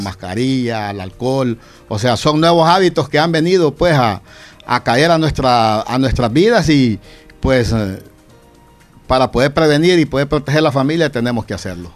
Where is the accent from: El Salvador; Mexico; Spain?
El Salvador; Santa Rosa de Lima, La Unión; En este barrio, el convento, de donde yo soy natal